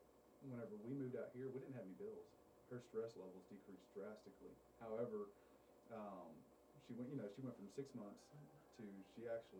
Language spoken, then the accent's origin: English; Hallsville, Texas, United States; also born or lived in El Paso, Texas; I grew up in Hallsville until I was 11 years old. We moved to El Paso. Stayed there till I was 15, and then we moved back.